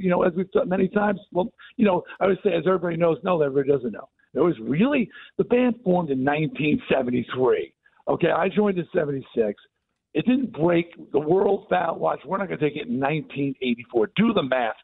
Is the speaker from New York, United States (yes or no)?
yes; New York, United States; I'm a New Yorker